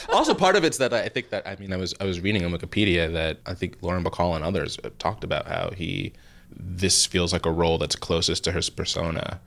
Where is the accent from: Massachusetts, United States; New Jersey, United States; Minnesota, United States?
New Jersey, United States; I'm from New Jersey